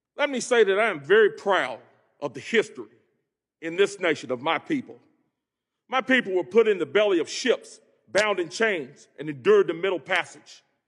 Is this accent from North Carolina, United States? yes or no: yes; Greensboro, North Carolina, United States; hail from Greensboro, home of the Woolworth sit-ins, an epicenter of the civil rights movement. I grew up poor as the ninth of ten children